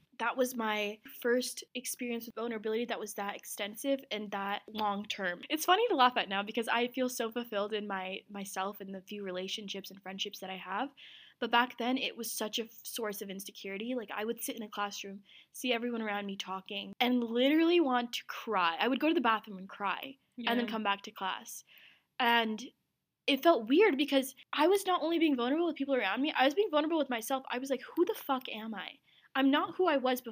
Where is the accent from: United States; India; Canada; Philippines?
United States; Ogden, Utah; also born or lived in Pakistan / Azad Kashmir / New York / Salt Lake City; I was born in Pakistan, lived in New York for 2 years, came to Utah. But I had moved my junior year of high school to Salt Lake from Ogden, where I grew up